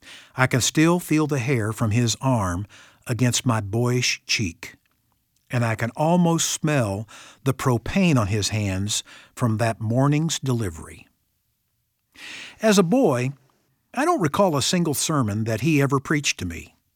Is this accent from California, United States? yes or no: no; Ozark, Missouri, United States; Boyhood was pretty simple for me growing up in Ozark, Missouri. I think one reason it was so secure was that even though I lived in a small town, I had a big dad.